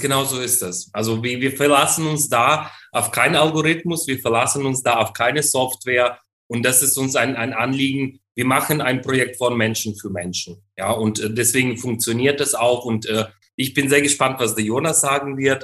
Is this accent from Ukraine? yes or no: yes; Ukraine; moved away; in der Ukraine, in, meine, in meinem Heimatland